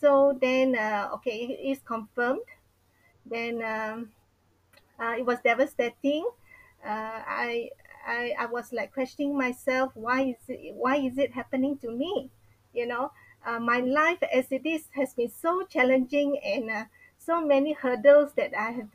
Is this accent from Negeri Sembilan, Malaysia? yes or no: yes; Seremban, Negeri Sembilan, Malaysia; moved away; My hometown is in Seremban